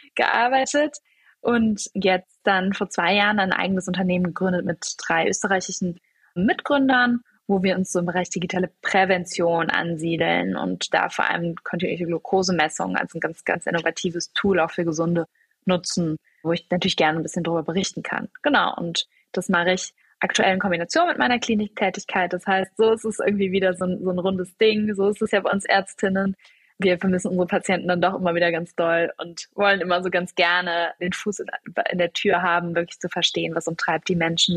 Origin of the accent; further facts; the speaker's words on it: Cologne, North Rhine-Westphalia, Germany; also born or lived in Munich / Düsseldorf; ich bin von Köln, wo ich aufgewachsen bin, nach München gegangen